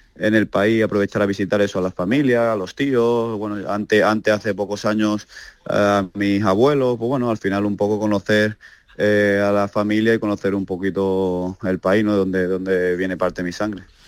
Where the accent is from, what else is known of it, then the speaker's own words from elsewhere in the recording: Málaga, Andalusia, Spain; also born or lived in Seville; yo nací en, en, Málaga